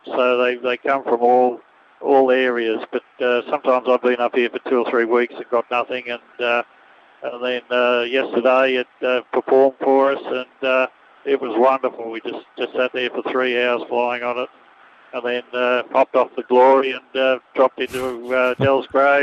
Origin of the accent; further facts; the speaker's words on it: Camden, New South Wales, Australia; From Camden, down in Sydney, and I got my son with me.